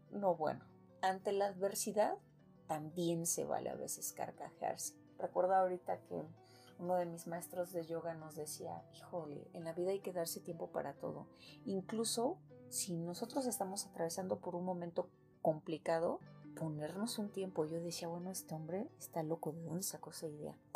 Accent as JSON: {"language": "Spanish", "country": "Mexico", "said": "somos mexicanos chingones."}